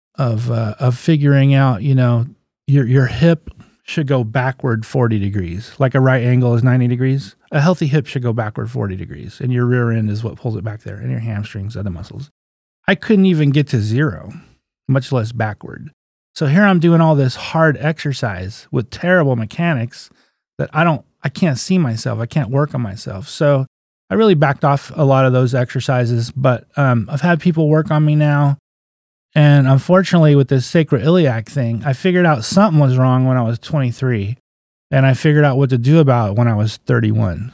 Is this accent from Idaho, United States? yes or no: no; Crescent City, California, United States; also born or lived in Garberville, California / Alderpoint, California; I was born in Garberville. When I was 10, I moved to Crescent City. So I'm a local boy